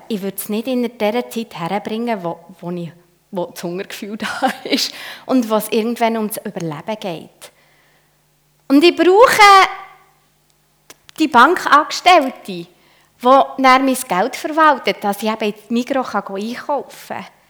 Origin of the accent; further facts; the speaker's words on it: Switzerland; als Schweizer